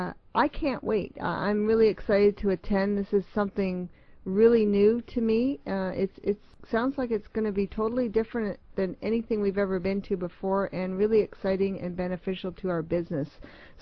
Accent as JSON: {"language": "English", "town": "Toronto", "region": "Ontario", "country": "Canada", "tie": "born or raised there", "moved": "yes", "said": "Toronto's my hometown"}